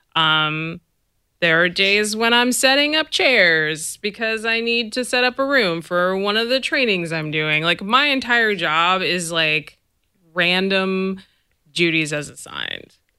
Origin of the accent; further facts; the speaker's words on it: the Bay Area, California, United States; I'm from here. I'm from the Bay. You know, like I'm from this area. I am proud of being from this area.